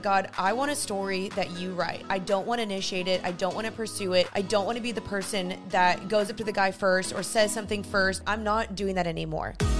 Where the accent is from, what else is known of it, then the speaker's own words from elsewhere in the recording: Dallas, Texas, United States; I was from Dallas